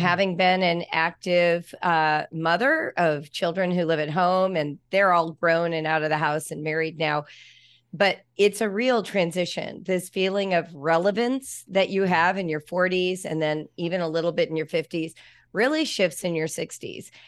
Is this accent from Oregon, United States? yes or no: no; Los Angeles, California, United States; moved away; also born or lived in Ohio; Los Angeles, which is where I grew up